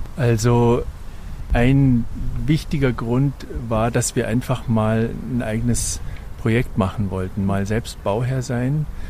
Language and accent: German; Munich, Bavaria, Germany; wir sind ja Münchner